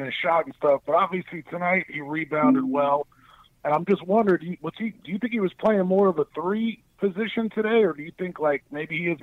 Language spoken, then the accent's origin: English; New Rochelle, New York, United States; also born or lived in Port Chester, New York; now in Phoenix, United States; I grew up in Port Chester, New Rochelle, so I've been out here in Phoenix for a while